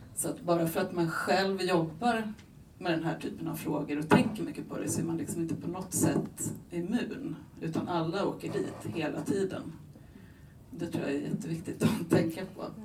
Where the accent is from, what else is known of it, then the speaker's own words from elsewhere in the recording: Buenos Aires, Argentina; moved away; jag är själv född i Buenos Aires, jag är halvargentinare